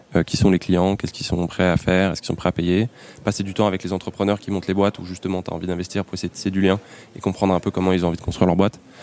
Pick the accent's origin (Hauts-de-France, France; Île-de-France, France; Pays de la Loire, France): Île-de-France, France; Paris; j'ai grandi à Paris